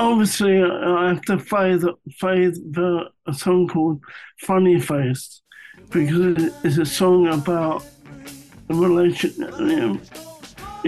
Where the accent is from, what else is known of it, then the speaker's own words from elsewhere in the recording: London, United Kingdom; growing up in London